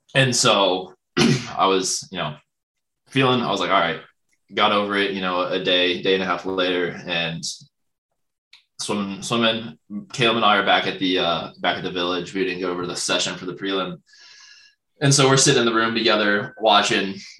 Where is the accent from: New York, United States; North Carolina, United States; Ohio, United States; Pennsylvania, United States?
Ohio, United States; a small town in; moved away; I go to my hometown, and it's like insane. I'm like from like a small town in Ohio